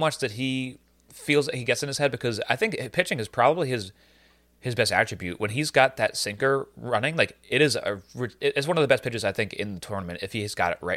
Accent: New York, United States; we're from fucking New York

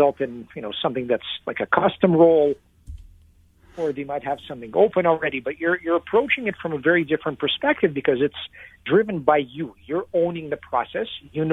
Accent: Lexington, Kentucky, United States; also born or lived in Moscow, Russia; I was a Russian kid growing up in Kentucky, of all places

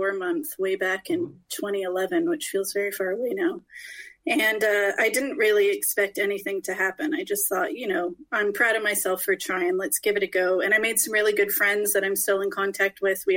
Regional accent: California, United States; moved away as an adult; now in Scotland; I moved to Scotland because my husband is Scottish and I'm Californian

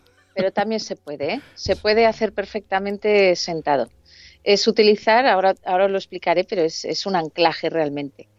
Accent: Alicante, Valencian Community, Spain; moved away as an adult; now in Madrid, Spain

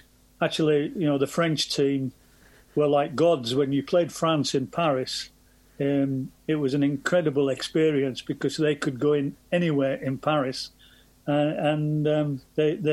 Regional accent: Scotland, United Kingdom; being Scottish

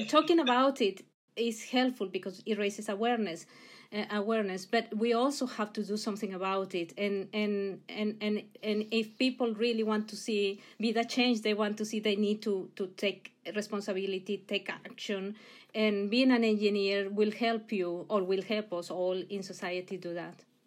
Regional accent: Mexico; English is a second language; moved away; I, I come originally from Mexico. You'll hear the accent, I'm sure

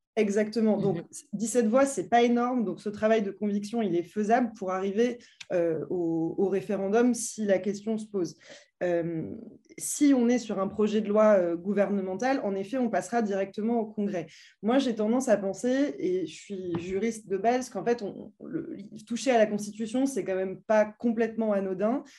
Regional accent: France; en tant que Français

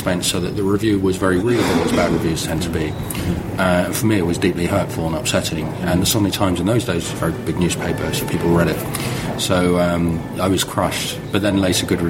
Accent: Netherlands; I grew up in Holland, so I supported Holland

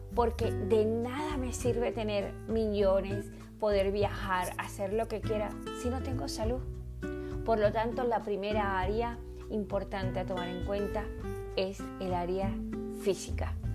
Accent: Venezuela; also born or lived in Caracas, Venezuela; Yo nací en Caracas, Venezuela, pero me crié en un pueblo muy pequeñito

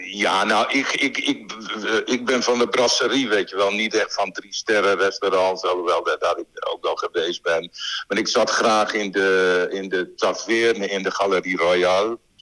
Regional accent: Winschoten, Groningen, Netherlands; moved away as an adult; also born or lived in Brussels; ik kom uit Winschoten

